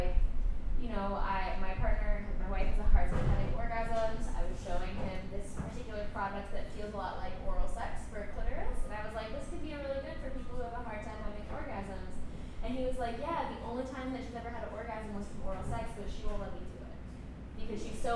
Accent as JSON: {"language": "English", "region": "Texas", "country": "United States", "tie": "born or raised there", "said": "I was growing up in Texas"}